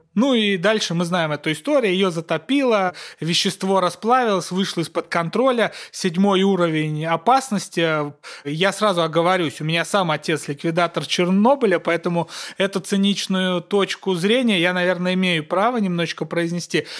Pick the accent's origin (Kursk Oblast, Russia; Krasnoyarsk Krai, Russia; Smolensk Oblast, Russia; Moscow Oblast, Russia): Kursk Oblast, Russia; Курская моя, я из Курской области